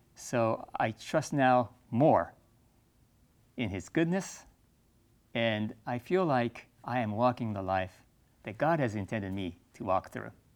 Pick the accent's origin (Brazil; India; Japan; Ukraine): Japan; I grew up in Japan